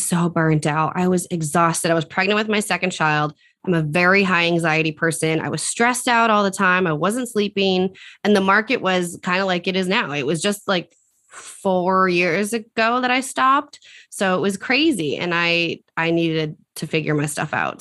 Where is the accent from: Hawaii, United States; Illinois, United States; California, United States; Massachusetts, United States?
Massachusetts, United States; Central; I'm from Central Massachusetts.